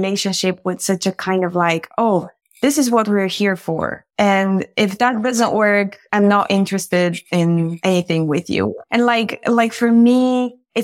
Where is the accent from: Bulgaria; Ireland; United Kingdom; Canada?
Bulgaria; moved away; I grew up in Bulgaria